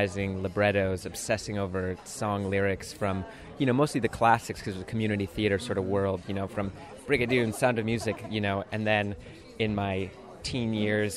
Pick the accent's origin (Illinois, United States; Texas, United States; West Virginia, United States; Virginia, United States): Illinois, United States; Chicago; now in New York, United States; I grew up in the north suburbs of Chicago.